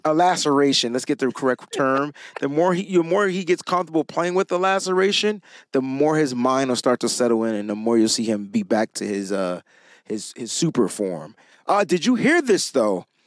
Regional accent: Connecticut, United States; I'm from Connecticut

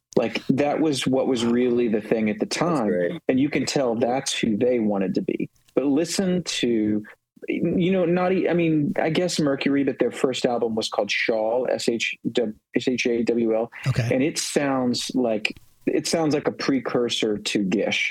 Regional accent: West Virginia, United States; I grew up in West Virginia

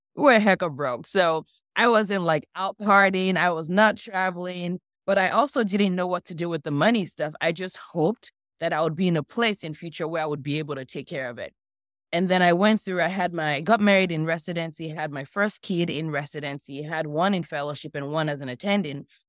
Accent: Nigeria; also born or lived in Los Angeles, United States; now in United States; I grew up in Nigeria. I moved to the U S about twenty-something years ago.

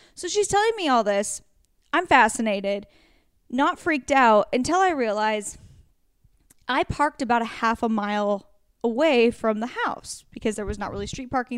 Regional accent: Pacific Northwest, United States; moved away; I'm from the Pacific Northwest

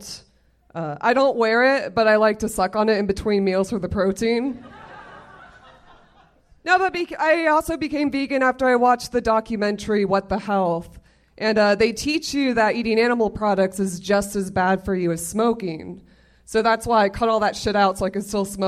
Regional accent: Florida, United States; moved away as an adult; now in Los Angeles, United States; I'm from Florida originally.

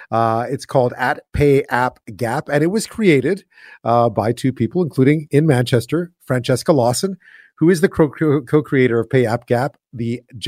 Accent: Montreal, Quebec, Canada; I grew up in Montreal

